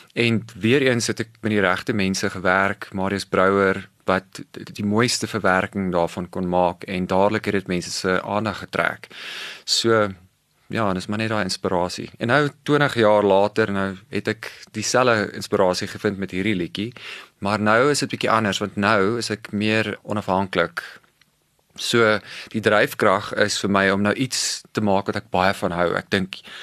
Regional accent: Cape Town, Western Cape, South Africa; moved away

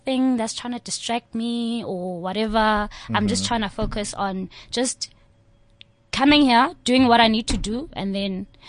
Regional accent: Queenstown, Eastern Cape, South Africa; moved away as an adult; now in Johannesburg, South Africa; I'm from Eastern Cape. I'm from a very, very small town called Queenstown.

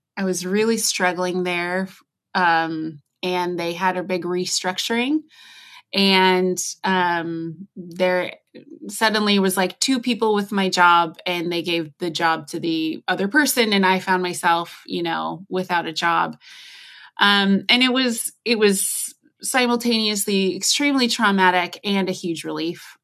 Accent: United States; accent: American; I'm obviously American, you can tell from how I speak

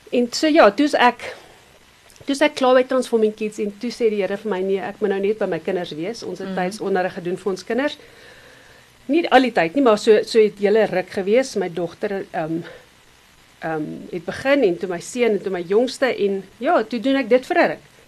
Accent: Benoni, Gauteng, South Africa; also born or lived in Nelspruit; ek het in Benoni groot geword. So rukkie in Nelspruit en toe in Benoni

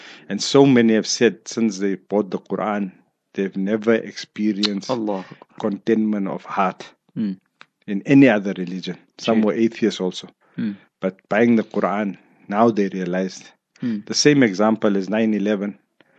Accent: South Africa; I'm from South Africa

